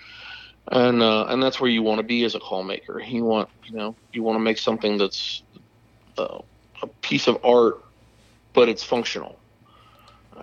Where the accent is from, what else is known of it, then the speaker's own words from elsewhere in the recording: Odessa, Florida, United States; I'm a Florida native, sixth generation on my mother's side. We've been here since 1861. I've been hunting turkeys since I was a little kid. I grew up out in Odessa, Florida, just north of Tampa